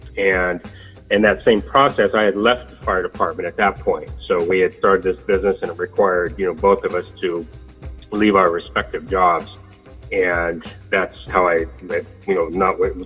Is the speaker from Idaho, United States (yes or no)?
no; Sacramento, California, United States; I am from Sacramento.